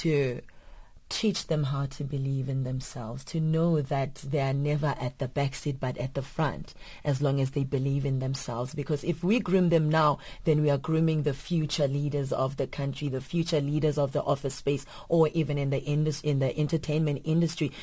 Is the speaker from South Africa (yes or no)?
yes; South Africa; I was born in South Africa